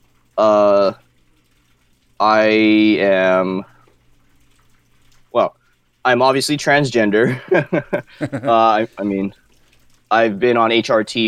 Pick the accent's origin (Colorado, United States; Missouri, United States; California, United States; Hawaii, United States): Hawaii, United States; Wailuku; I'm from, born and raised in Maui, Hawaii. Currently live here, Wailuku.